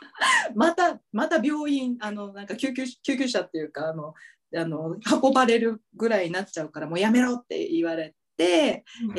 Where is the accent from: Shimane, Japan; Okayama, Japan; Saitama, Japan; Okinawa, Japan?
Okinawa, Japan; now in Tokyo, Japan; 私沖縄出身なんだけど